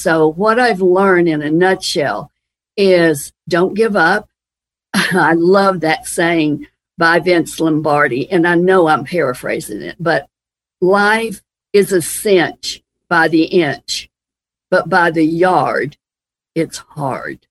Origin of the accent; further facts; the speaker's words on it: Transylvania County, Western North Carolina, United States; growing up in Western North Carolina.